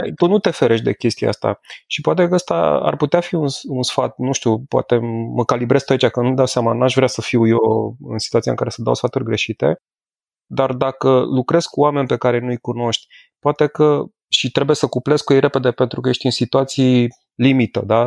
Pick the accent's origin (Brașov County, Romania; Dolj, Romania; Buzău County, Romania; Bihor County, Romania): Brașov County, Romania; Brașov; la Brașov, de unde sunt eu